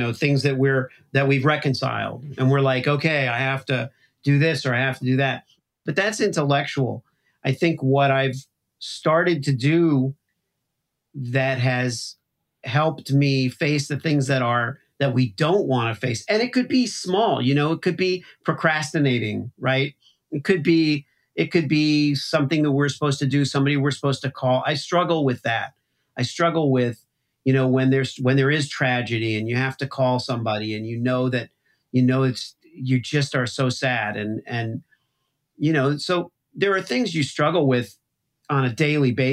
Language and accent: English; Miami, Florida, United States; now in Midwest, United States; I grew up in Miami